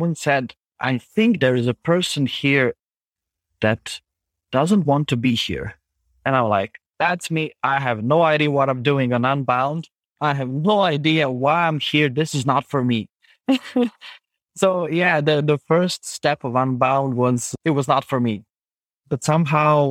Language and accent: English; Zagreb, City of Zagreb, Croatia; English is a second language; I'm from Zagreb. It's the capital city of Croatia